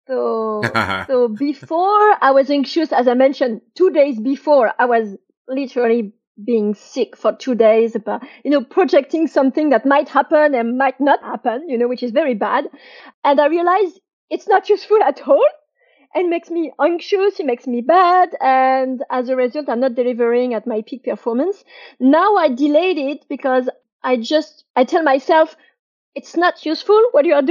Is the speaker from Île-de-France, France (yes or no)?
no; French Riviera, Provence-Alpes-Côte d'Azur, France; moved away as an adult; also born or lived in London; I grew up on the French Riviera, not in Paris